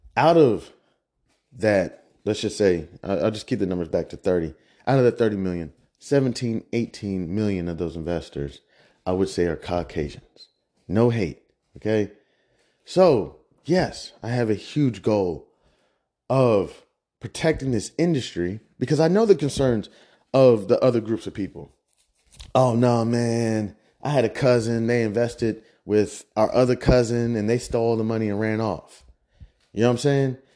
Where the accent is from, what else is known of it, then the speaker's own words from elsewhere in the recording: Midwest, United States; I'm from the Midwest